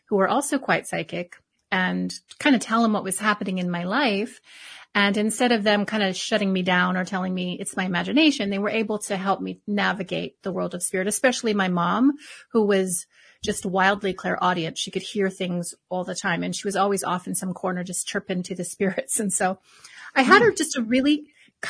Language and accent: English; Hawaii, United States; I was born and raised in Hawaii